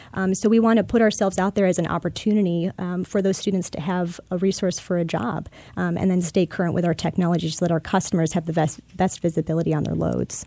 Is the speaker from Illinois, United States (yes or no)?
yes; Chicago, Illinois, United States; now in Tampa, United States; born and raised in Chicago, Illinois, just outside in the suburbs